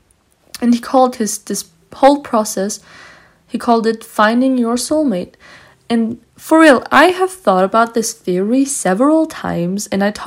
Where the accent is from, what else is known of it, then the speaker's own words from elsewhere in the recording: Vienna, Austria; English is a second language; I'm 17 years old and I'm from Vienna, Austria.